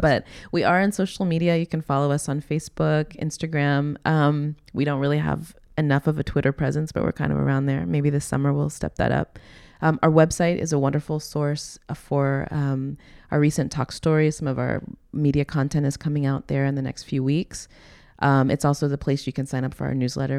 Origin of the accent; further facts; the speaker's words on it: the South, United States; moved away as an adult; also born or lived in New York City; now in Hawaii, United States; I grew up in the South